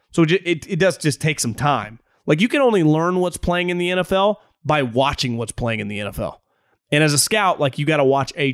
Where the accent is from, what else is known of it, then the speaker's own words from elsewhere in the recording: San Jose, California, United States; now in San Antonio, United States; I'm from the Bay Area, born and raised in San Jose.